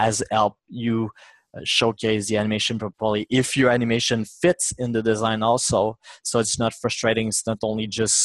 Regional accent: Mississauga, Quebec, Canada; now in Quebec City, Canada; I'm actually from Mississauga, which is pretty close

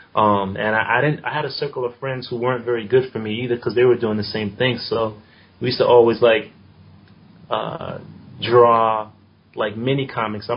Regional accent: New York City, New York, United States; also born or lived in South Korea; I'm from New York City. You know, I'm born and raised in the South Bronx

